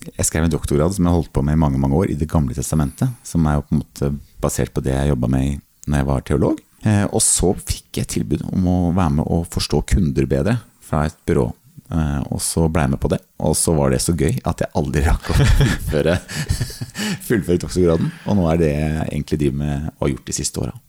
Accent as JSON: {"language": "Norwegian", "region": "Sørlandet", "country": "Norway", "tie": "born or raised there", "said": "Jeg er oppvokst på Sørlandet"}